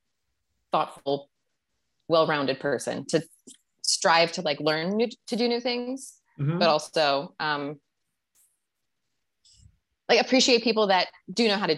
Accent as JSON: {"language": "English", "region": "Wisconsin", "country": "United States", "tie": "born or raised there", "also_born_or_lived": "Michigan / Chicago", "moved": "as an adult", "said": "I grew up in Wisconsin. I went to school in Michigan And I moved to Chicago after school."}